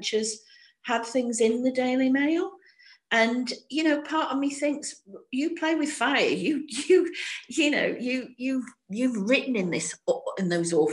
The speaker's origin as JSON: {"language": "English", "town": "Stockport", "region": "North West England", "country": "United Kingdom", "said": "I'm from Stockport as well"}